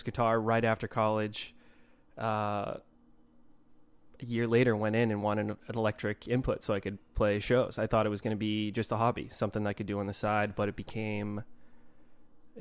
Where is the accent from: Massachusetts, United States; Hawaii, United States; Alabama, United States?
Massachusetts, United States; Milford; also born or lived in Rhode Island; I grew up in a town called Milford, Massachusetts